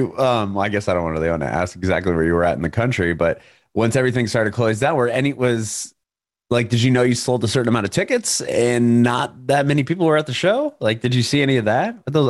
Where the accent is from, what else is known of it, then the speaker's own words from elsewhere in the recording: San Diego, California, United States; now in Nashville, United States; I'm in Nashville. I'm originally from San Diego